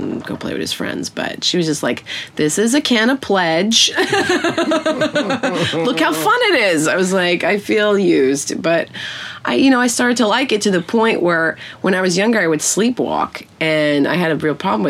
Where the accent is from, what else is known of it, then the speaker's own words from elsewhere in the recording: New York City, New York, United States; I grew up in Brooklyn, Bensonhurst